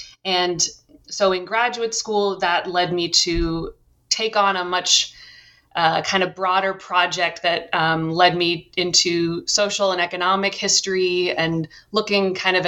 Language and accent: English; Cambridge, Massachusetts, United States; I grew up in Cambridge, Massachusetts, and I first became interested in education really as an undergrad